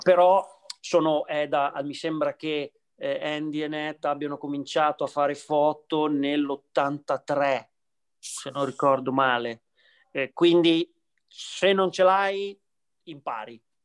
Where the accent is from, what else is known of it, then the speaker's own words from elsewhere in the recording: Imola, Emilia-Romagna, Italy; also born or lived in New York, United States; adesso sono in Italia, sono a casa mia, sono a Imola